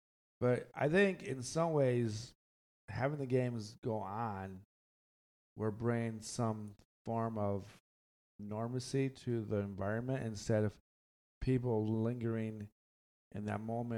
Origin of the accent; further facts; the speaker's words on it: Michigan, United States; And the Midwest, the greatest state in the world, Michigan. Yes, it is. We are people from the Midwest, the Great Lakes. That's us.